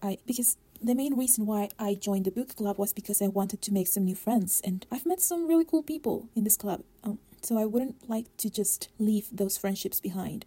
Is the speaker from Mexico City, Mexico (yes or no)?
yes; Mexico City, Mexico; I am from Mexico City